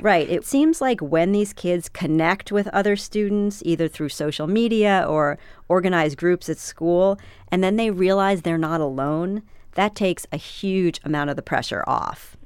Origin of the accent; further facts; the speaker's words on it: New York, United States; I grew up in New York.